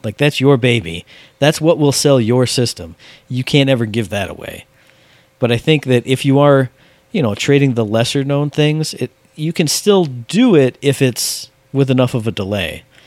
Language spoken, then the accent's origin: English; United States; I'm an American